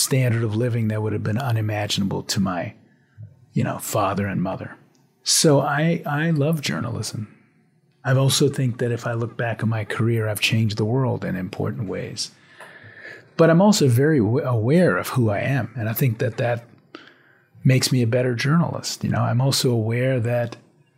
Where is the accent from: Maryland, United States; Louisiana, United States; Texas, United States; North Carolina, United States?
Louisiana, United States; New Orleans; moved away as an adult; also born or lived in New York; I grew up in the 1960s in the Deep South, in New Orleans.